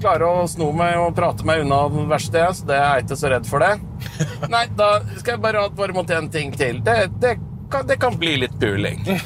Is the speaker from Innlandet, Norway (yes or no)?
yes; Raufoss, Innlandet, Norway; der jeg er fra gamle dager, så lagde de fyrverkeri på Raufossfabrikken